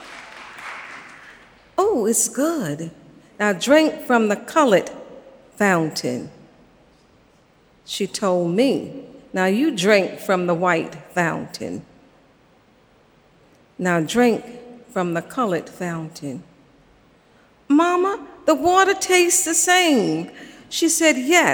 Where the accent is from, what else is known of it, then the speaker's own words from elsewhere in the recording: Savannah, Georgia, United States; I grew up in Savannah, Georgia